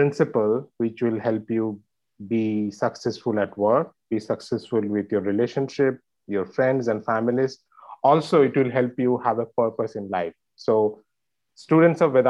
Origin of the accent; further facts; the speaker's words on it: India; moved away as an adult; now in New York, United States; I've been born and raised in India and spent most of my life there. And then I moved to New York 7 years back.